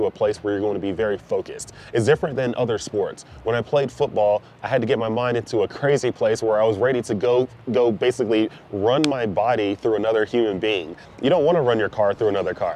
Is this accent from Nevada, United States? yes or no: no; Dallas, Texas, United States; moved away as an adult; Prior to that, I was from Dallas, Texas. I was a son of two immigrants.